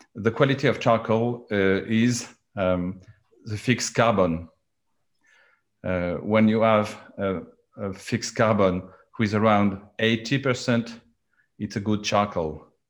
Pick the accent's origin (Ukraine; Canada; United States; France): France; accent: French; English is a second language; my accent because I I am French